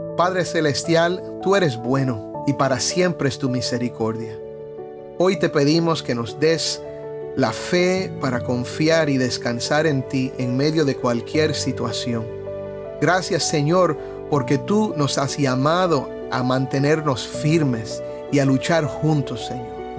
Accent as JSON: {"language": "Spanish", "country": "Cuba"}